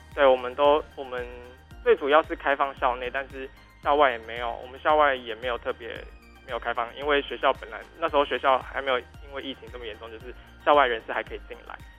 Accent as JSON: {"language": "Chinese", "region": "Taichung", "country": "Taiwan", "moved": "as an adult", "lives_now": "Tainan, Taiwan", "said": "我是台中人"}